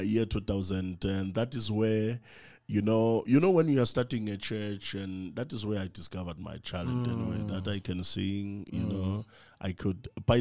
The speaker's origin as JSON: {"language": "English", "region": "Mpumalanga", "country": "South Africa", "tie": "born or raised there", "moved": "as an adult", "lives_now": "Johannesburg, South Africa", "said": "I was born in Mpumalanga. Mm. That's where I was born, and I grew up there"}